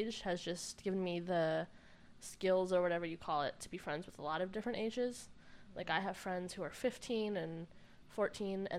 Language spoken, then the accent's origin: English; Arizona, United States; now in Kentucky, United States; I grew up in Arizona, and I think I'm going to head back there in a few months